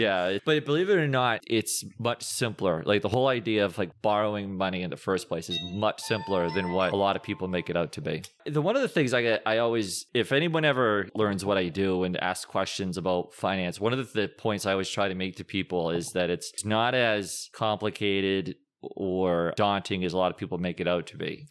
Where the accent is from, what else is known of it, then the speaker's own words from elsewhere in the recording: Bridgewater, Massachusetts, United States; also born or lived in Rhode Island; I was born, raised in Bridgewater, Massachusetts